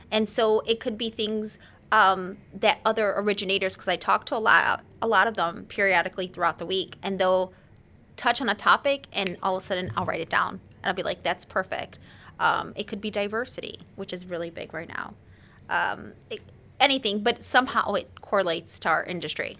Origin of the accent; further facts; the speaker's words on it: Chicago, Illinois, United States; I'm born and raised in the city, the hood.